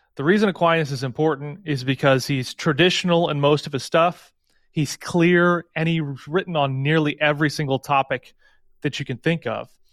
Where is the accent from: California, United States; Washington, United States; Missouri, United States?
Missouri, United States; St. Louis; I'm from Saint Louis